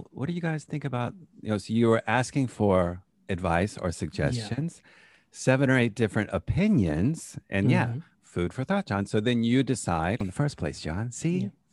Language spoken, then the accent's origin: English; United States; now in Dessau, Germany; I'm from America